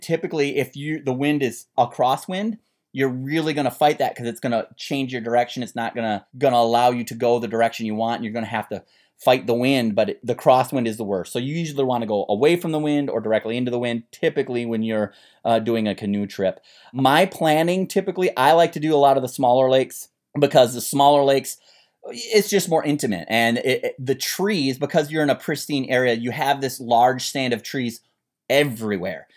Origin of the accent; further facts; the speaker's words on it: Minnesota, United States; I grew up in Minnesota